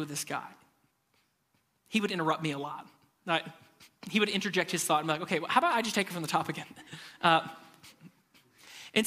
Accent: Nashville, Tennessee, United States; I'm from Nashville

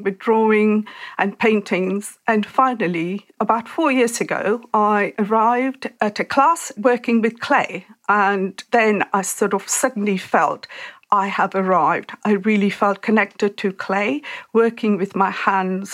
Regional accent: India; moved away as an adult; I grew up in India

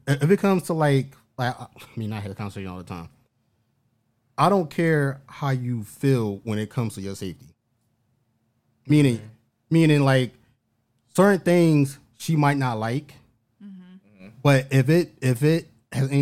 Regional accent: Philadelphia, Pennsylvania, United States; I'm from North Philly.

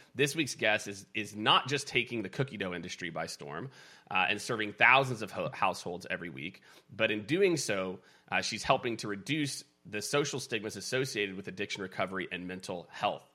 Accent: Kansas City, United States; I grew up in Kansas City

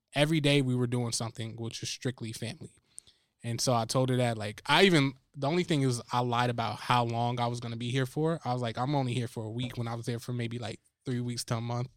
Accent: New Jersey, United States; I'm from Jersey.

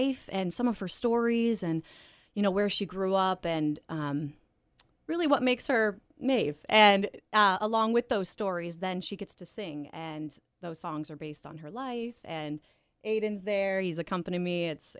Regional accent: Canton, Ohio, United States; also born or lived in New York City; now in Cleveland, United States; So I grew up in Canton, Ohio, and I pursued theater at Kent State University. Lived in New York City after I graduated for a while

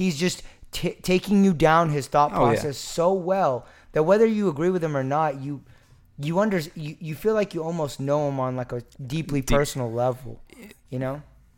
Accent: Pottsboro, Texas, United States; Yeah, like, no, I literally everyone that I grew up with in Pottsboro was Caucasian. It was crazy. I mean, like, Sherman and Dennison had mixed races

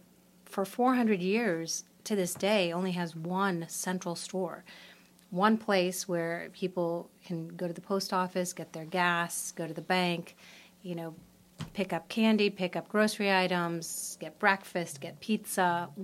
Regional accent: North Shore of Boston, New England, Massachusetts, United States; now in Lake Forest, United States; I grew up in New England on the North Shore of Boston in a community that's actually 200 years older than Lake Forest, about the same size, 25 square miles

